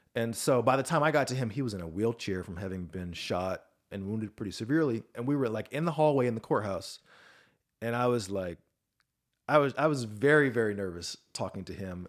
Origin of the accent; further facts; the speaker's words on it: Atlanta, Georgia, United States; Atlanta, Georgia, which is my hometown.